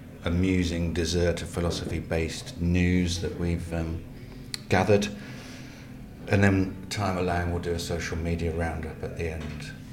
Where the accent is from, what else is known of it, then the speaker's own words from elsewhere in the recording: London, United Kingdom; we're from South London